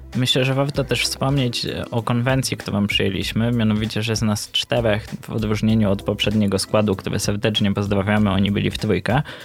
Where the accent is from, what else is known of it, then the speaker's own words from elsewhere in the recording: Luboń, Greater Poland, Poland; z Lubonia, synem Mamana.